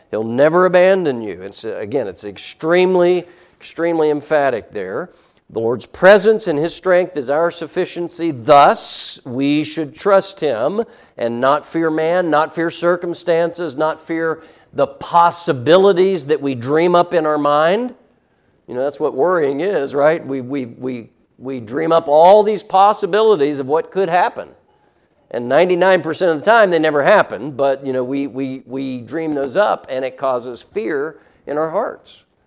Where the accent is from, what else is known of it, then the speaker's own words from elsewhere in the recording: United States; as American Christians